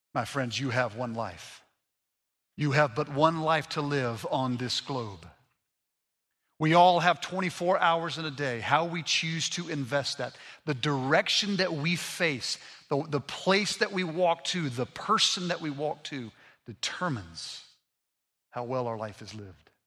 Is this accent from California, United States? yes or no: no; Montgomery, Alabama, United States; I grew up in Montgomery, Alabama